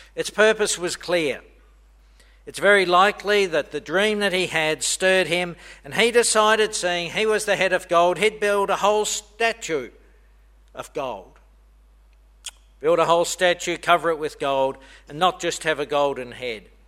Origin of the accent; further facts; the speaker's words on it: Australia; moved away; I'm Australian